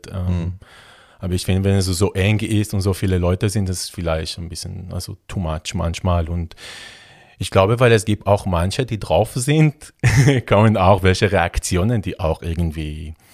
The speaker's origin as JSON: {"language": "German", "country": "Israel", "tie": "born or raised there", "lives_now": "Germany", "said": "Ja, also ich bin ähm, in Israel ähm, aufgewachsen. Ähm, in der Nähe von Tel Aviv."}